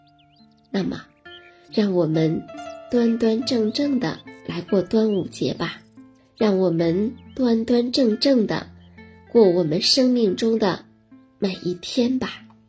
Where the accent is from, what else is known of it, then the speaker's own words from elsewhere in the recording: China; 我们中国人是重仁重义的